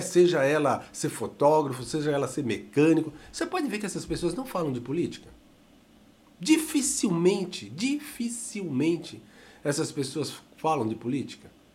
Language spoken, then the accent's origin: Portuguese; Brazil; neste nosso querido amado Brasil, somos brasileiros sim